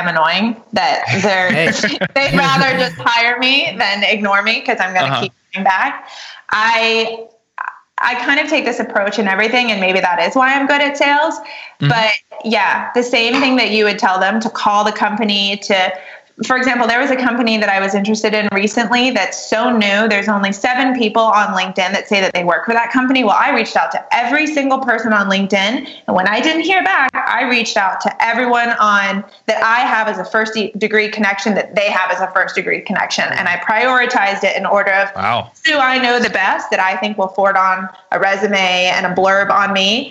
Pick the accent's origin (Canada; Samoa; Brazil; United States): United States; New York; I'm a New Yorker. You know, we're really as busy as we think we are.